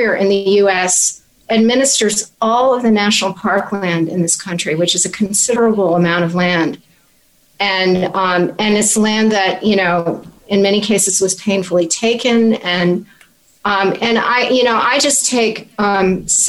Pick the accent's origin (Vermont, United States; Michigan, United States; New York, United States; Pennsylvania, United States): Vermont, United States; now in Washington, D.C., United States; I am also a country girl. I grew up in Vermont.